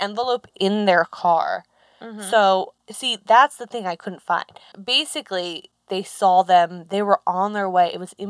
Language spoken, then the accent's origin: English; New Jersey, United States; accent: swamp accent; moved away; I told someone I was from New Jersey at the store